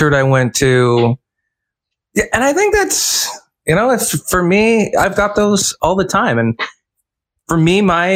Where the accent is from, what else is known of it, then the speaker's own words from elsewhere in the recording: London, Ontario, Canada; where I grew up in London, Ontario